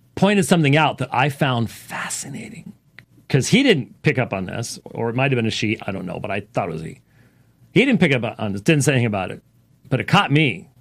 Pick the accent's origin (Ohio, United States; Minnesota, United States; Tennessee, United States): Minnesota, United States; Minneapolis; moved away; I was born in Minneapolis